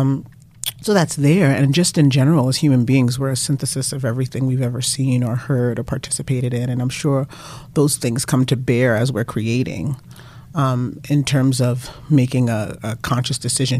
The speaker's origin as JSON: {"language": "English", "town": "New York City", "region": "New York", "country": "United States", "tie": "born or raised there", "said": "I'm born and raised in Brooklyn"}